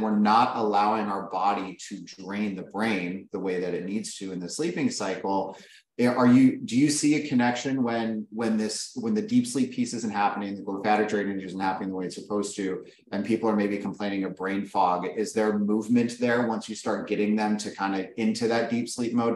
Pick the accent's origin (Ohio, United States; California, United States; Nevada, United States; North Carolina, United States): Nevada, United States; Las Vegas; I grew up in Vegas.